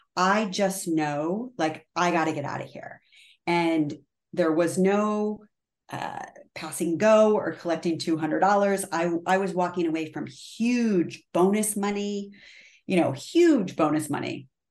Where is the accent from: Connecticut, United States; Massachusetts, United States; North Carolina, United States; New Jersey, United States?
Connecticut, United States; moved away; I'm from Connecticut originally, so I say the super wicked ugly